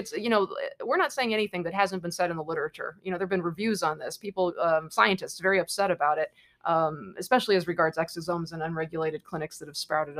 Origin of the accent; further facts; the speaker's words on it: Hawaii, United States; moved away as an adult; I'm from Hawaii